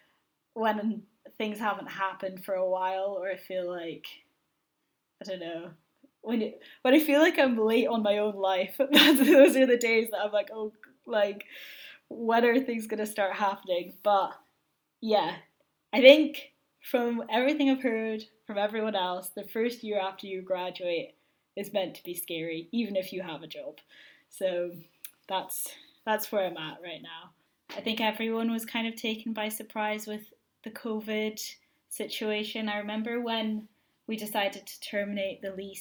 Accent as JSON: {"language": "English", "town": "Aberdeen", "region": "Scotland", "country": "United Kingdom", "said": "I'm from Aberdeen"}